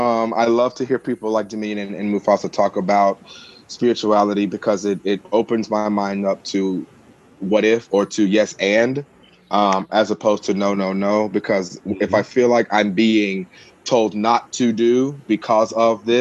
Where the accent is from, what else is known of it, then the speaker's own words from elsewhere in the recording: Mississippi, United States; moved away; I come from the South, from Mississippi originally, and I am the black sheep of my family